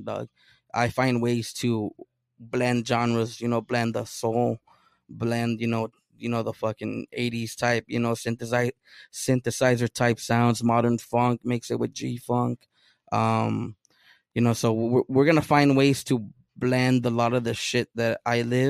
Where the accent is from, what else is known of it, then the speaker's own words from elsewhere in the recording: Oceanside, California, United States; first language Spanish; English is a second language; Oceanside, man, it's the beach, palm trees, lowriders, surfing